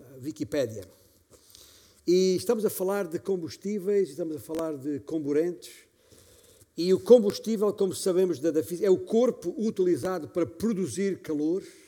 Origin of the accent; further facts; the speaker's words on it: Beja, Alentejo, Portugal; moved away; lá na minha igreja, em Beja, de onde venho